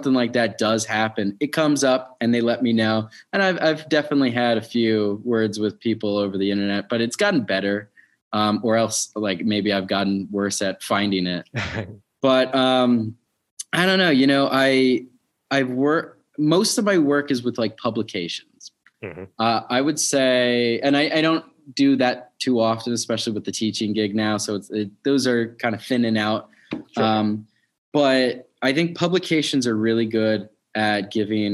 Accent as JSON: {"language": "English", "town": "New York City", "region": "New York", "country": "United States", "tie": "born or raised there", "moved": "yes", "lives_now": "Baltimore, United States", "said": "I grew up in New York City through the 90s"}